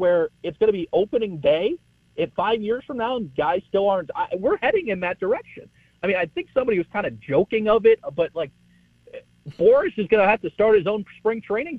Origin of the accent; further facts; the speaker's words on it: Chicago, Illinois, United States; We're from Chicago, obviously, so when they go home, they can watch us.